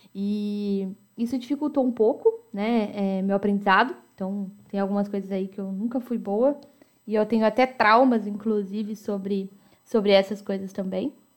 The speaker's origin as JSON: {"language": "Portuguese", "town": "Americana", "region": "São Paulo", "country": "Brazil", "tie": "born or raised there", "said": "Eu nasci em Americana, São Paulo"}